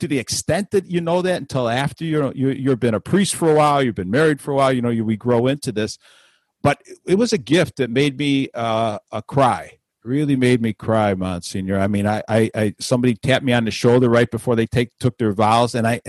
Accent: Chicago, Illinois, United States; when I was a young boy growing up in Chicago

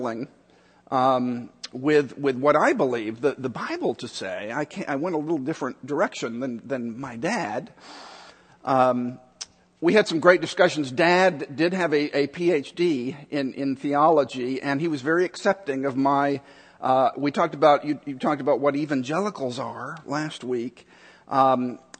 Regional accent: Chicago, Illinois, United States; also born or lived in Dallas, Texas; the year that I was born in Dallas. The year that I was born, we moved to Chicago

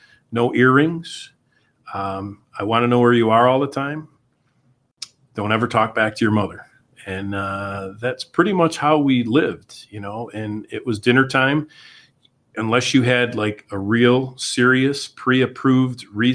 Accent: New Hartford, New York, United States; I was born in New Hartford, St. Luke's Hospital

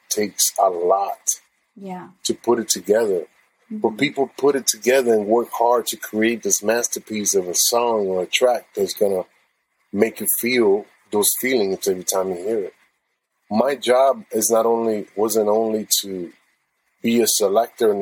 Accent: San Juan, Puerto Rico; English is a second language; moved away; also born or lived in Arecibo, Puerto Rico / Chicago; I grew up in Bayamon and San Juan, the metropolitan area.

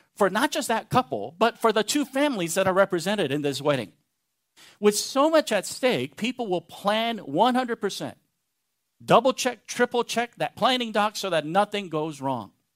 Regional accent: Texas, United States; I'm a Texan

